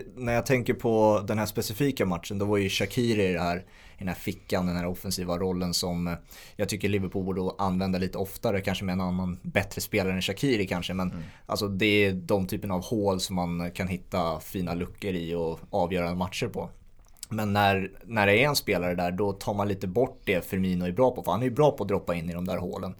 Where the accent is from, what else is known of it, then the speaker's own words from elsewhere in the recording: Sweden; vi som svenskar